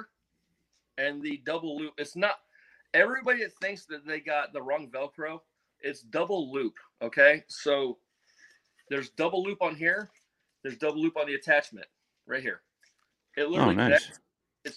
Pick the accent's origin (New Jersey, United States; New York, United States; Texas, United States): New Jersey, United States; growing up in Jersey